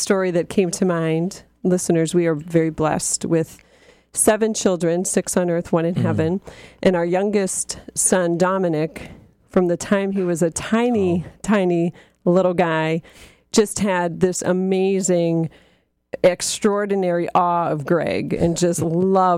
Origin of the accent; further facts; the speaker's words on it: Erie, Pennsylvania, United States; we are from Erie, Pennsylvania, which gets a ton of snow always